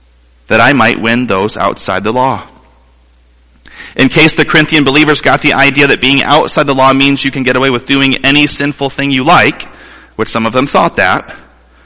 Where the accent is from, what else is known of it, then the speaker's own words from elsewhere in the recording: Toledo, Ohio, United States; moved away as an adult; now in Mount Pleasant, United States; I grew up in Toledo, Ohio, the home of the Toledo Rockets, and less than 3 hours from here